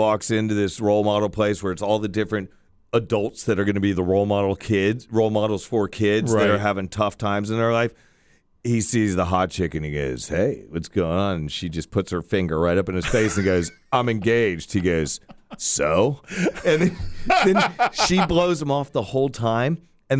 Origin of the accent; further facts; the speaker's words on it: Florida, United States; I grew up surfing in Florida without sunblock, and everybody says that.